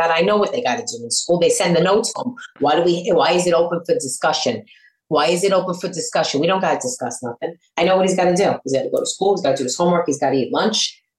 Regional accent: New York City, New York, United States; accent: New York; I'm from Brooklyn.

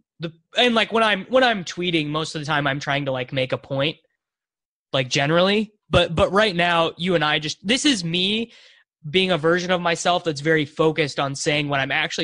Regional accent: Salina, Kansas, United States; born or raised there; moved away

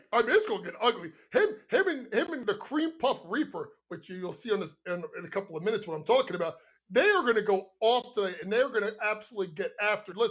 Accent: United States; we're from Jersey, New York City.

